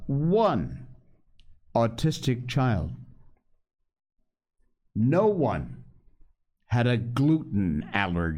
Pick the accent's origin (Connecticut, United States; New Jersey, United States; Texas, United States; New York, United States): Connecticut, United States; West Cornwall; growing up in West Cornwall, Connecticut